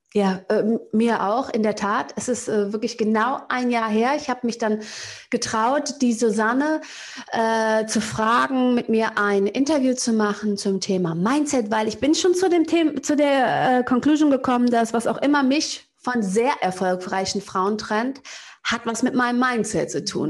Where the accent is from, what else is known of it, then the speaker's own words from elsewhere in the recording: Cologne, North Rhine-Westphalia, Germany; aus Köln-Kalk, da wo ich herkomme